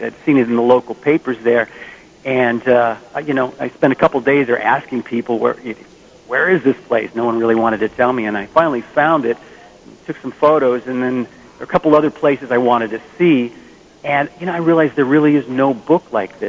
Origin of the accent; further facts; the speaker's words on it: Bay Area, California, United States; in the Bay Area. I'm still here. I'm in San Francisco right now